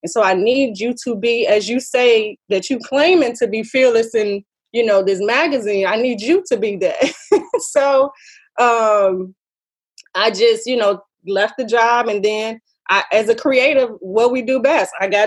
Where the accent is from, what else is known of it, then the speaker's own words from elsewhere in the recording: Chicago, Illinois, United States; now in New Orleans, United States; my hometown, Chicago